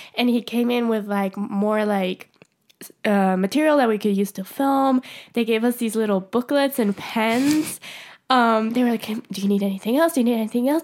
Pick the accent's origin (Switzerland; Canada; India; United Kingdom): Switzerland; I would have to go to Zurich from my hometown, which is, like, a two-hour train ride